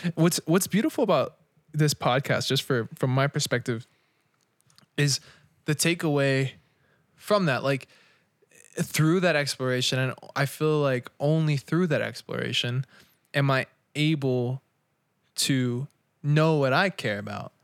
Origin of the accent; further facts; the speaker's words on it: United States; we're born in America